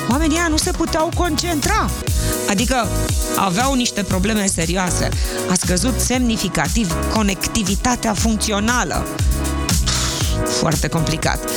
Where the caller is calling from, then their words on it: Iași, Iași County, Romania; eu sunt … din Iași.